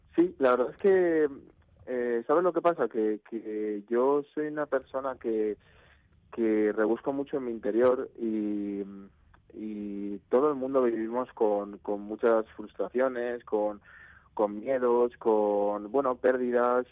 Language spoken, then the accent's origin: Spanish; Navarre, Spain; en Pamplona, que yo soy de Navarra